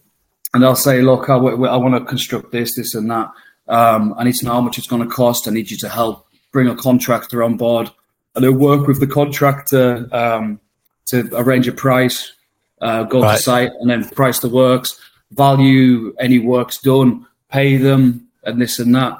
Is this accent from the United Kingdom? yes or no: yes; the north of England, United Kingdom; It's like, the North's my home. I am a Northerner, but I couldn't go back. To be honest, when I go back to Blackpool, even when I go back to Carlisle